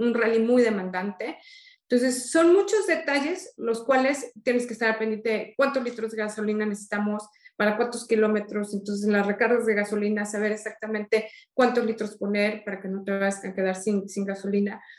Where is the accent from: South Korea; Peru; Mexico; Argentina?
Mexico; soy la primera mexicana